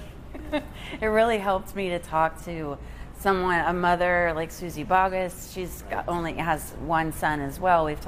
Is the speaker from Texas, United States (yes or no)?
yes; Texas, United States; now in Nashville, United States; I'm from Texas